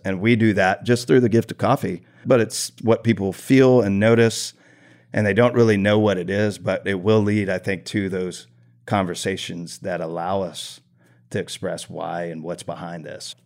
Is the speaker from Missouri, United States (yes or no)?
no; Tomball, Texas, United States; I grew up here in Tomball